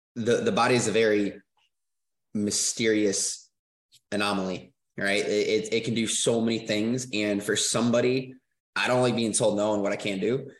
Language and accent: English; Michigan, United States; moved away; I'm originally from Michigan